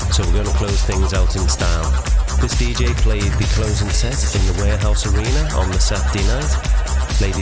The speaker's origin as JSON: {"language": "English", "town": "Liverpool", "region": "North West England", "country": "United Kingdom", "tie": "born or raised there", "said": "in Daresbury in the UK, just outside Liverpool, my hometown."}